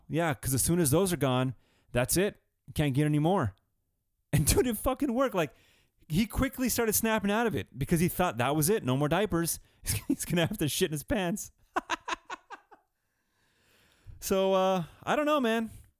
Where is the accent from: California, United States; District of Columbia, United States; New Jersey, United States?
California, United States; all that shit we grew up with in California, anyway.